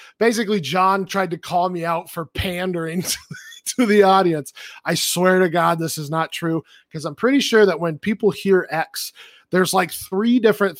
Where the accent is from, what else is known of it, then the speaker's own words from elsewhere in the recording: Australia; I'm from Australia.